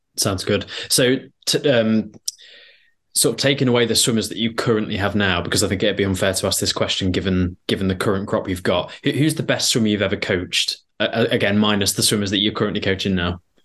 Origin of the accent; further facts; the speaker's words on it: Belper, East Midlands, United Kingdom; I'm from Belper, Derbyshire